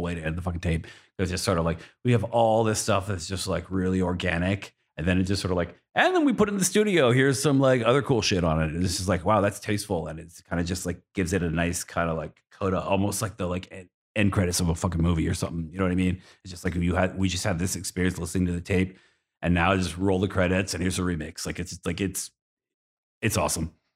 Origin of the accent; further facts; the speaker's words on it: Boston, Massachusetts, United States; I'm from Boston